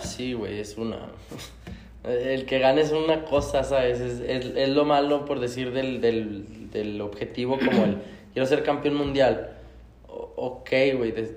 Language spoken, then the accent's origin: Spanish; Mexico; como mexicanos somos